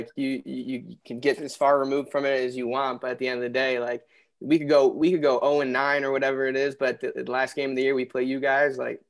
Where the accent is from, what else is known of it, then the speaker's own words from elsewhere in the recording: Cleveland, Ohio, United States; growing up in the Cleveland area